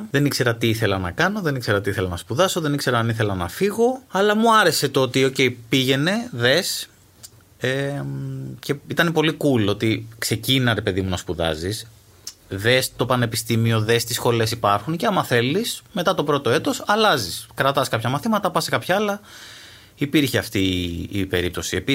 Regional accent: Astros, Peloponnese, Greece; Είμαι από το Άστρο που είμαι ο μισό.

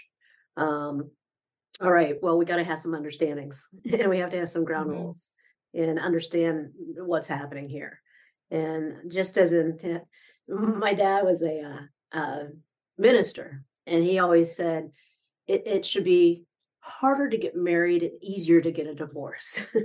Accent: Midwest, United States; now in Orlando, United States; I grew up in the Midwest

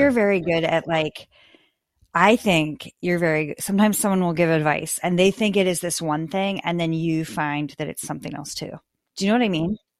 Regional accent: Midwest, United States; now in New York City, United States; I'm from the Midwest

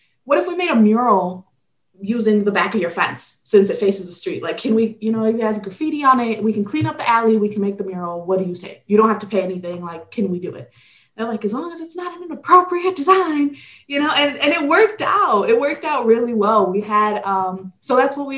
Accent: Detroit, Michigan, United States; also born or lived in Guadalajara, Jalisco, Mexico; I was born in Guadalajara, Jalisco, Mexico. And then I immigrated to Detroit when I was 4.

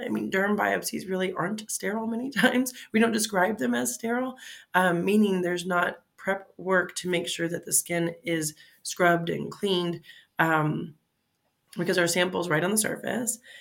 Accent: Fort Lauderdale, Florida, United States; moved away as an adult; also born or lived in Mississippi / Michigan / Cincinnati, Ohio; now in Pittsburgh, United States; I'm originally from Florida, Fort Lauderdale, Florida. Uh, now I live in Pittsburgh. So uh, the route to get here, um, I went to, uh, grew up, in, born and raised in Florida and all through high school, South Florida

